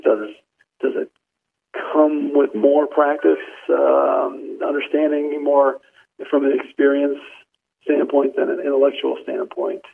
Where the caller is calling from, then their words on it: Washington, District of Columbia, United States; I'm calling from Washington D.C.